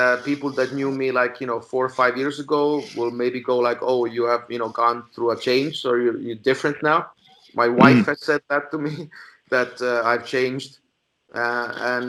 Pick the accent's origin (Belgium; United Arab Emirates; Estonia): Estonia; I was a guy from Estonia